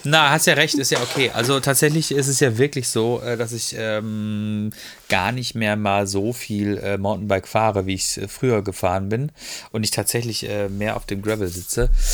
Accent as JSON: {"language": "German", "town": "Freiburg", "region": "Baden-Württemberg", "country": "Germany", "tie": "born or raised there", "moved": "yes", "lives_now": "Ruhr area, Germany", "said": "Ich bin halt, äh, bin halt, man sagt so schön, ähm, Freiburger Bobbele"}